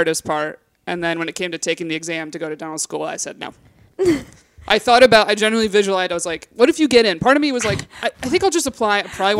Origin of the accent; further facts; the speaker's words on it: Binghamton, New York, United States; moved away as an adult; now in New York City, United States; I grew up upstate New York, Binghamton.